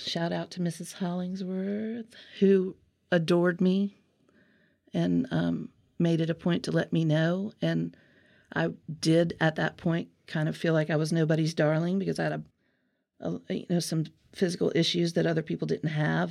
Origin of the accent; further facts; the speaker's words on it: Alabama, United States; accent: Southern; I'm from Alabama originally for many generations